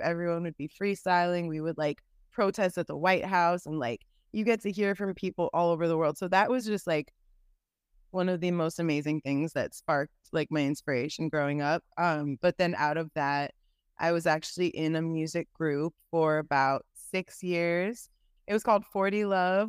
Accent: San Francisco, California, United States; now in Los Angeles, United States; I am from San Francisco, California, and Bay Area. I am currently in Los Angeles.

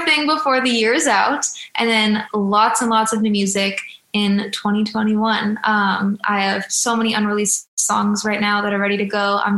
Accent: Mill Valley, California, United States; moved away as an adult; also born or lived in Boston, Massachusetts; now in Los Angeles, United States; I am from Mill Valley, California, which is right outside of San Francisco

